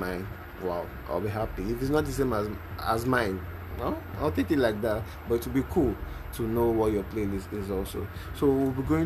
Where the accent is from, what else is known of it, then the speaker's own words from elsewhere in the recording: Lagos, Nigeria; I'm not a Yoruba guy, but I stay in Lagos. I was born in Lagos